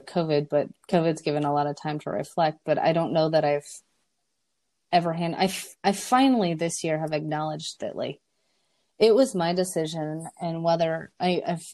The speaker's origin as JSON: {"language": "English", "region": "South Dakota", "country": "United States", "said": "I'm from South Dakota and people are nice"}